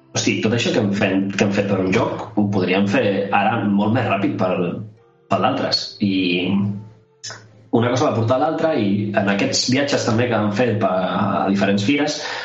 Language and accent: Catalan; Sant Joan Despí, Catalonia, Spain; Jo no sóc de Barcelona capital, sóc de Sant Joan d'Espí